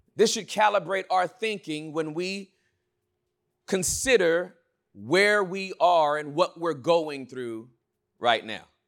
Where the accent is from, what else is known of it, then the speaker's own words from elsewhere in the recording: Inglewood, California, United States; I was born and raised in Inglewood, California